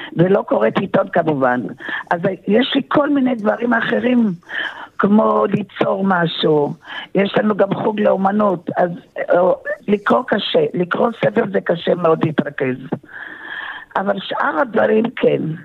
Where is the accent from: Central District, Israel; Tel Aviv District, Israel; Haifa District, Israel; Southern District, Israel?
Tel Aviv District, Israel; Tel Aviv; also born or lived in Kibbutz Sufa; now in Rehovot, Israel; אני נולדתי בתל אביב